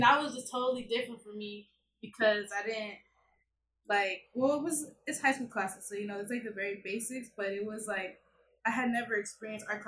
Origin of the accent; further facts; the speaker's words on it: Los Angeles, California, United States; I grew up in South Central